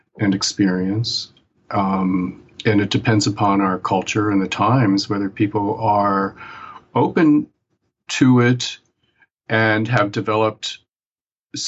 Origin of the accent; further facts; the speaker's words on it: Appalachian Mountains, United States; now in New York City, United States; the culture that I grew up in the Appalachian Mountains in the United States, and very, very remote, hilly, mountainous area